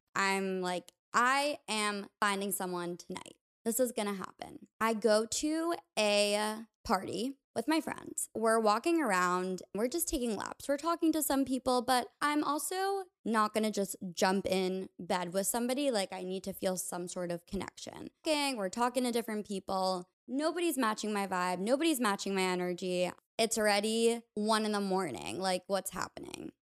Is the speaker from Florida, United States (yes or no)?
no; New York, United States; a place that wasn't my hometown, like New York